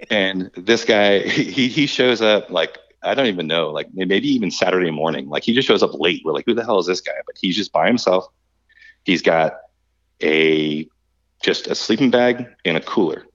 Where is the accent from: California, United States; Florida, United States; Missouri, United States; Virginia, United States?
Florida, United States; we're all from Florida